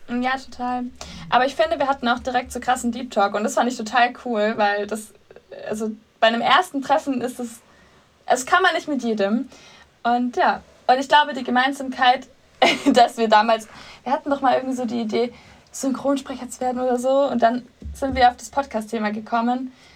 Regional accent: Swabia, Baden-Württemberg, Germany; accent: Swabian; moved away as an adult; now in Munich, Germany; Ursprünglich komme ich aus dem Schwabenländle.

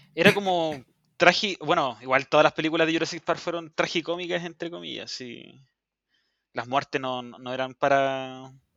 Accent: Chile; also born or lived in Pudahuel; vivo en Puebla y soy chileno

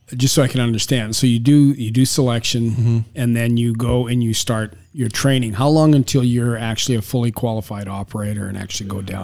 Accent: Canada; now in Florida, United States; I was born and raised in Canada.

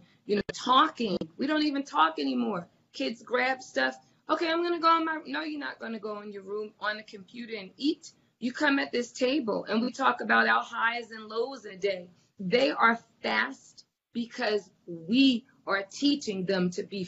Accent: New Jersey, United States; growing up in Jersey, there were 50 people that if I just walked down the street the wrong way, my parents had a phone call

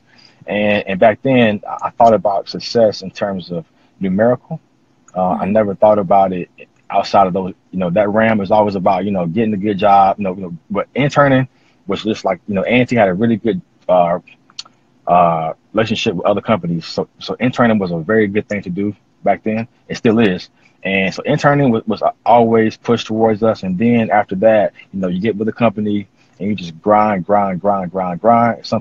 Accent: North Carolina, United States; now in Kansas City, United States; I'm from North Carolina, currently living in Kansas City, Missouri. Well, Kansas City, Kansas

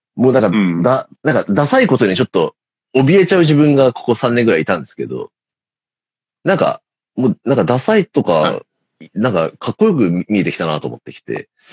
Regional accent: Tokyo, Japan; 俺、あの、大森ってとこ出身なんですけど

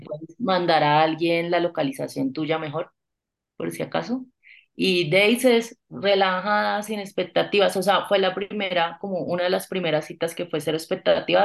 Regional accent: Bucaramanga, Santander, Colombia; now in Bogotá, Colombia; Yo vengo de Bucaramanga

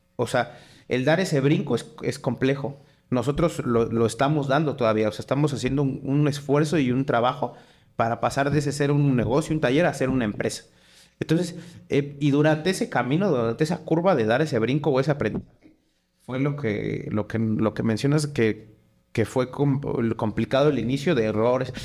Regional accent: Mexico; yo soy mexicano

